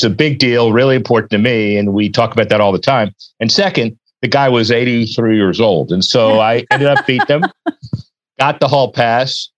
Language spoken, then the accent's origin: English; Miami, Florida, United States; I grew up in Miami